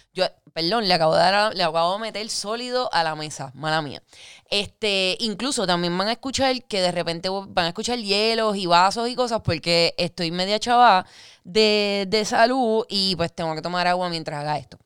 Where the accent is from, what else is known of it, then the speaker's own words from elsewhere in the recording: Guaynabo, Puerto Rico; also born or lived in Fajardo; yo soy de Guaynabo nacida y criada, pero también a la misma vez criada en Fajardo, entre Guaynabo y Fajardo.